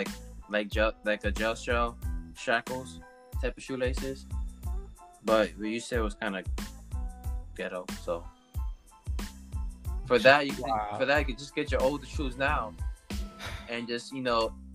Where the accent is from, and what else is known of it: Newark, New Jersey, United States; born or raised there; moved away